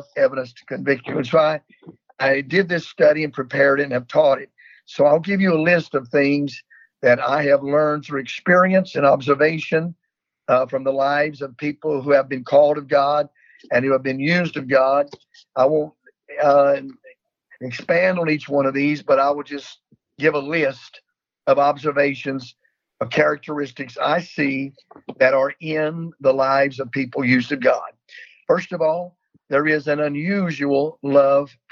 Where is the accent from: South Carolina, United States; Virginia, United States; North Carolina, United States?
North Carolina, United States; also born or lived in Texas; in the state of North Carolina, where I was born and raised